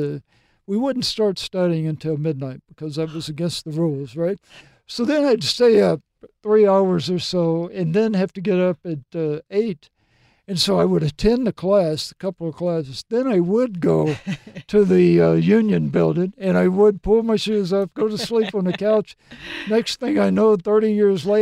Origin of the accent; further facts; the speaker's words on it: Mississippi, United States; moved away as an adult; also born or lived in Tennessee / New Jersey; grew up in Mississippi, then I was transferred to Tennessee